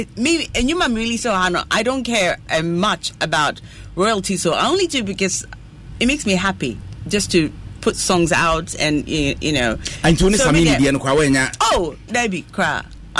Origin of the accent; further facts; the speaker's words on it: Accra, Greater Accra, Ghana; now in United Kingdom; I'm from Accra.